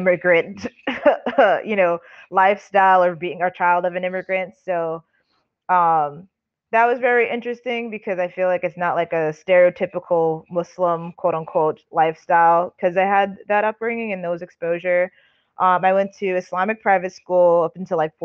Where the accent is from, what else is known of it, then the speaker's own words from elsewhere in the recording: New York City, New York, United States; born and raised in Staten Island, still in Staten Island, proudly rep Staten Island, New York